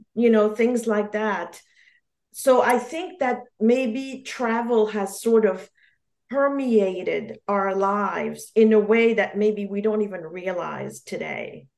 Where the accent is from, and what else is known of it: Geneva, Switzerland; born or raised there; first language French; English is a second language; moved away; also born or lived in New York